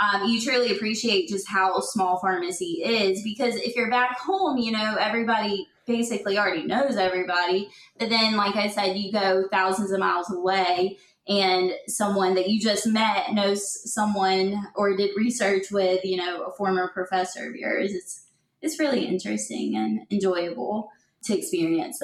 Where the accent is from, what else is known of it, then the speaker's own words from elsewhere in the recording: South Carolina, United States; my home state of South Carolina